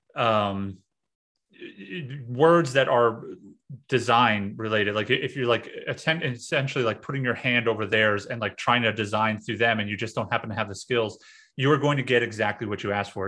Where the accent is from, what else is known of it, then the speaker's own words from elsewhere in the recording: New York City, New York, United States; moved away as an adult; also born or lived in central Pennsylvania; I'm from New York City